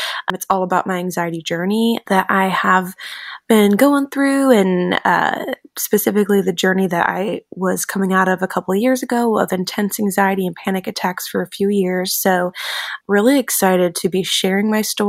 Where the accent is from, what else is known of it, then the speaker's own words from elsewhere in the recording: Elyria, Ohio, United States; moved away as an adult; now in Nashville, United States; originally from Elyria, Ohio, which is just outside of Cleveland, Ohio